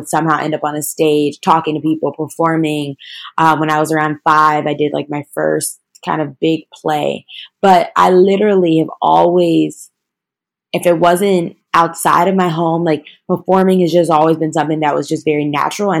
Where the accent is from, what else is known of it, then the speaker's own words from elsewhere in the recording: Chicago, Illinois, United States; I'm from Chicago, Illinois